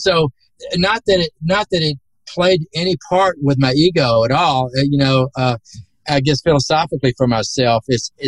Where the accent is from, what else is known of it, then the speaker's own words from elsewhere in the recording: the South, United States; accent: southern; my southern accent